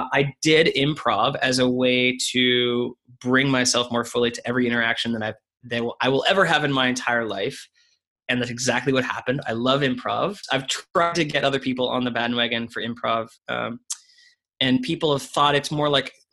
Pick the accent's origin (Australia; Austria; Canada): Canada; moved away as an adult; also born or lived in United Kingdom; I'm Canadian. I lived in the UK for 3 years